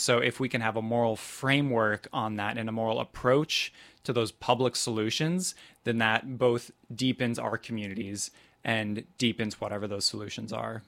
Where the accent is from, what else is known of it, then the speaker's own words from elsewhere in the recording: Topeka, Kansas, United States; I grew up in Topeka, Kansas at a Southern Baptist church